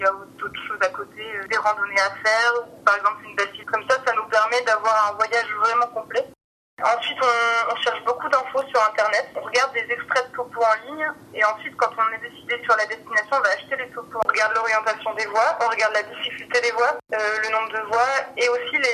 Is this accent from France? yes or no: yes; Grenoble, Auvergne-Rhône-Alpes, France; je suis originaire de la région de Grenoble